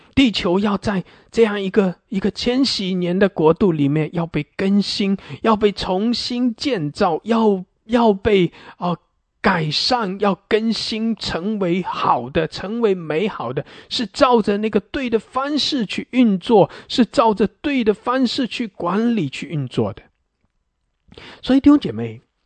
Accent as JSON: {"language": "Chinese", "country": "China", "said": "我们华人，我们中国人"}